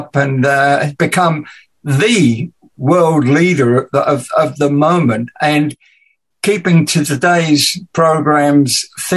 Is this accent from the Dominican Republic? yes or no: no; England, United Kingdom; accent: English; moved away; my awful English accent